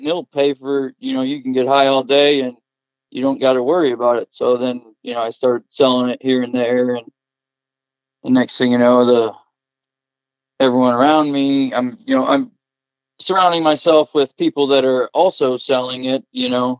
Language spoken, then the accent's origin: English; Covington, Iowa, United States; I was born and raised in Covington, Iowa, right outside of Cedar Rapids